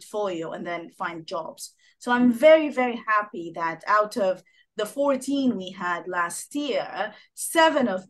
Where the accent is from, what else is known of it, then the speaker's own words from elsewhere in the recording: Sudan; moved away as an adult; also born or lived in Geneva, Switzerland / Egypt / Washington, United States; now in United Kingdom; I'm originally from Sudan. I landed in the UK in 2009 with my British husband.